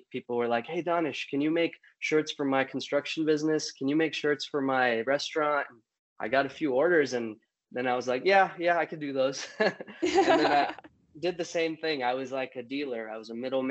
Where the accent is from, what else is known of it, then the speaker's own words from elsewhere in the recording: California, United States; born and raised in California